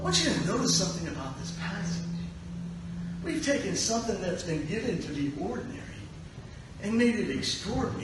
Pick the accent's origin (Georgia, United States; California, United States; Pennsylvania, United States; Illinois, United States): Pennsylvania, United States; Pittsburgh; I'm from Pittsburgh